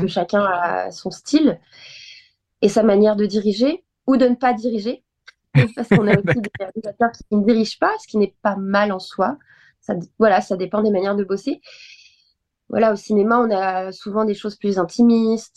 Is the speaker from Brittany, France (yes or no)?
no; Nantes, Pays de la Loire, France; moved away as an adult; also born or lived in Bordeaux; now in Paris, France; je suis nantaise, donc voilà, c'était euh, sur Nantes